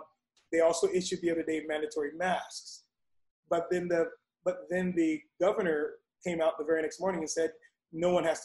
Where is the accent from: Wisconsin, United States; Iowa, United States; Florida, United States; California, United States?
Florida, United States; now in Atlanta, United States; I'm from Florida